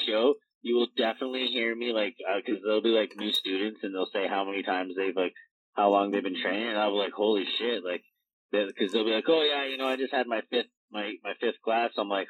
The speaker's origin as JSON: {"language": "English", "town": "Windsor", "region": "Ontario", "country": "Canada", "tie": "born or raised there", "also_born_or_lived": "Chatham, Ontario / Tillsonburg, Ontario", "said": "because I grew up in Windsor, Ontario with access to Can-Am Wrestling School."}